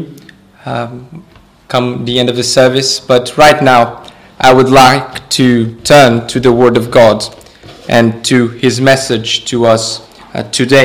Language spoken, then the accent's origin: English; Portugal; I'm from Portugal